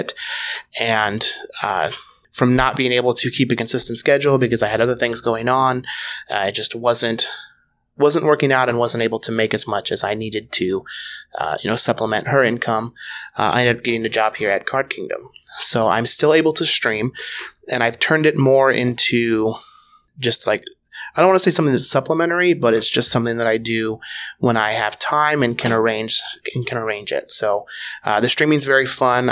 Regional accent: Tacoma, Washington, United States; also born or lived in Roanoke, Virginia; now in Seattle, United States; I'm originally from Tacoma, Washington

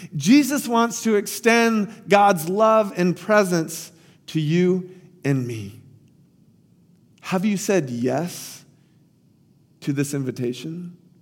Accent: Tampa, Florida, United States; my hometown, Tampa Bay

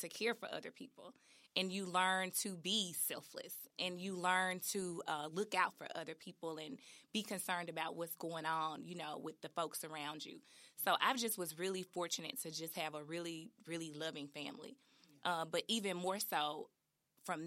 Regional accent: Memphis, Tennessee, United States; born or raised there

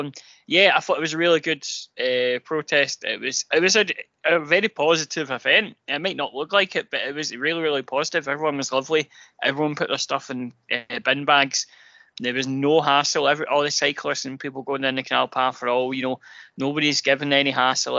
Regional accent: Glasgow, Scotland, United Kingdom; I am actually from Drumchapel. I grew up in Drumchapel uh, for the first five years

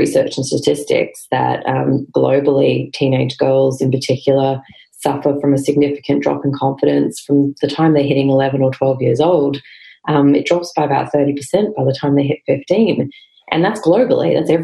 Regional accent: Queensland, Australia; moved away as an adult; I'm a Queenslander through and through, but I did duck out of here as fast as I could after university

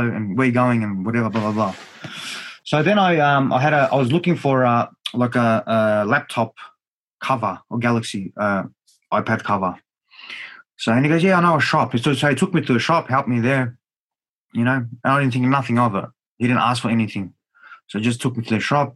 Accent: Australia

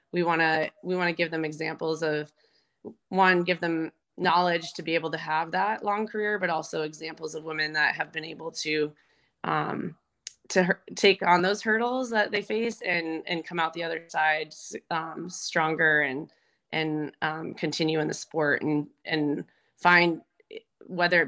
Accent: Arizona, United States; also born or lived in Colorado; I grew up in Arizona

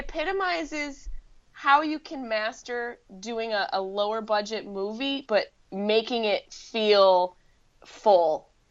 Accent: Syracuse, New York, United States; accent: Syracuse; Yeah, upstate New York. Can you hear it? I have a little Syracuse-y accent

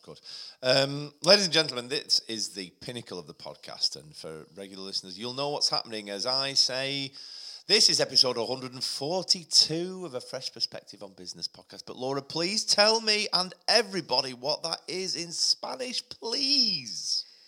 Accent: Chorley, North West England, United Kingdom; I'm 38 from Chorley

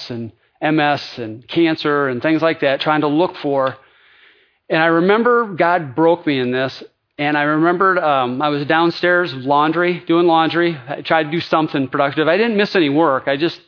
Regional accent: Lansing, Michigan, United States; I am the son of a GM factory worker in Lansing, Michigan.

